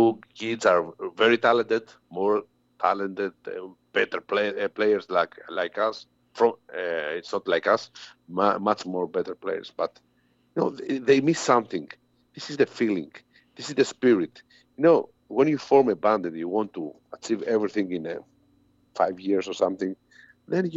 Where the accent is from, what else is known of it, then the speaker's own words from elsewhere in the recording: Greece; all these bands come from my hometown